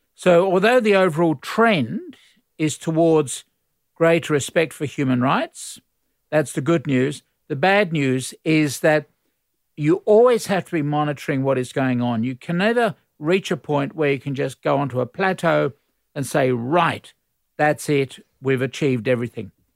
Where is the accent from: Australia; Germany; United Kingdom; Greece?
Australia